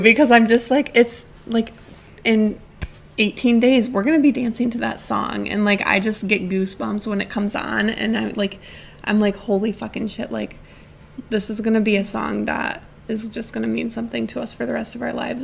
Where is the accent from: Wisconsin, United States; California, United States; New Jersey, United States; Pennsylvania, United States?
Wisconsin, United States; moved away as an adult; now in Connecticut, United States; I had lived in my hometown my whole life, except for one semester of college